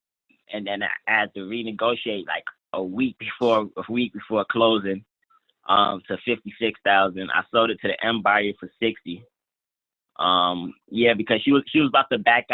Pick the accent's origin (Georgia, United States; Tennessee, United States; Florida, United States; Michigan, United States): Georgia, United States; Atlanta; moved away; Atlanta right now, which is actually like my hometown